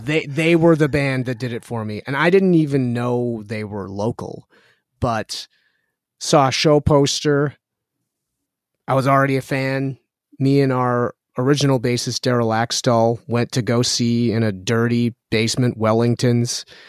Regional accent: Winnipeg, Manitoba, Canada; I was born and raised here with my brother

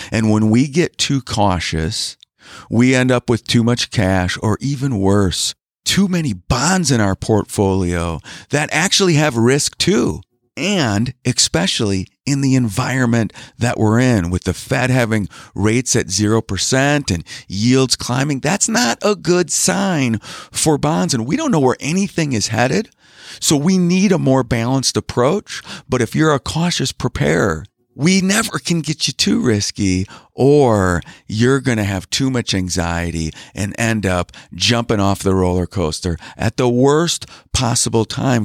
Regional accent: Wisconsin, United States; I'm from Wisconsin. I live in Wisconsin.

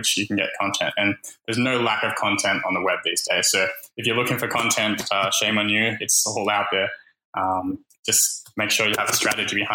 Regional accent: Australia; even though I'm Australian, I live here

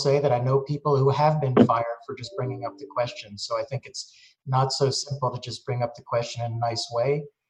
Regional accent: Philadelphia, Pennsylvania, United States; I grew up in Philadelphia, where I was a minority.

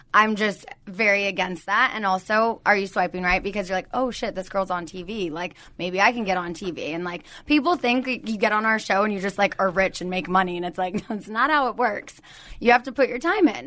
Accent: Southern California, United States; I've never lived anywhere else. I'm from Southern California.

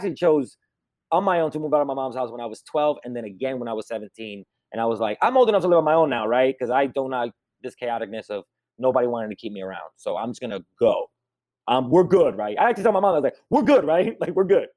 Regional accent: New York, United States; I grew up in America like during Clinton

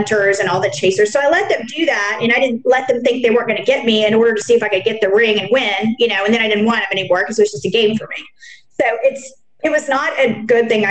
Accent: Dallas, Texas, United States; growing up in Texas and Dallas

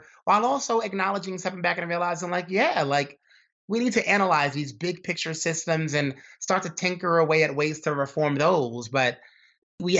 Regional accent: New York City, New York, United States; growing up in Brooklyn, New York, and having a dad that was in trouble with the law

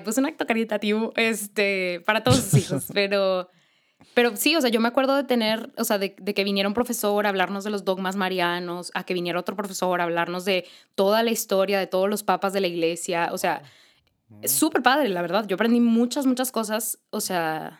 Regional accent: Monterrey, Nuevo León, Mexico; aquí en Monterrey, eh, porque soy de aquí de Monterrey

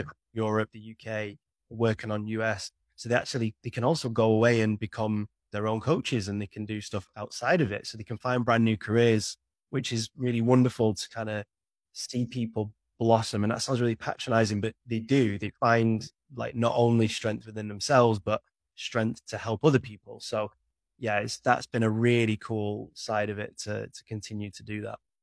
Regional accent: United Kingdom; imagine being British

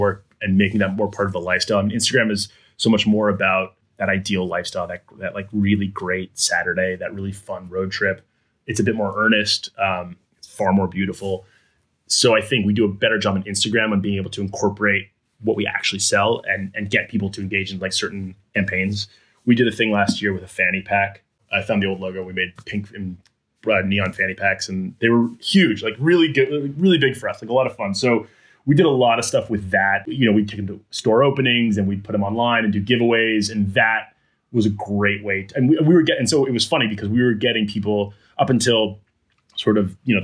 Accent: East Coast, United States; also born or lived in Geneva, Switzerland / Khartoum, Sudan / Turkey; now in Des Moines, United States; Like, I'm not from Iowa. I've only lived here for a year. I'm from the East Coast.

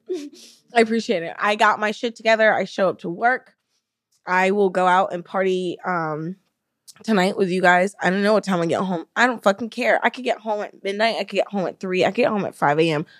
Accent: Alabama, United States; moved away as an adult; also born or lived in San Diego, California; now in Florida, United States; we grew up in Alabama, Um, we moved to California together when we were both around twenty, twenty-one

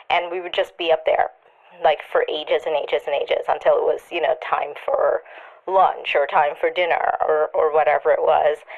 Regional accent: Trinidad & Tobago; it reminded me a lot of growing up in Trinidad when I was a kid, I used to climb up into my grandmother's cherry tree.

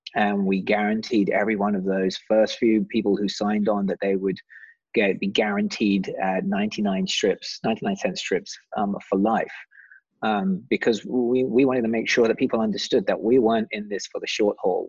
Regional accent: England, United Kingdom; accent: British; being English

